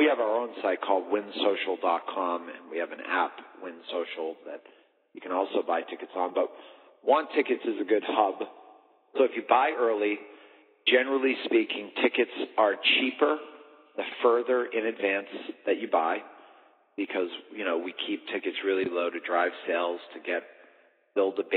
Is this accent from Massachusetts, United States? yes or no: yes; Boston, Massachusetts, United States; moved away as an adult; now in Las Vegas, United States; I was from Boston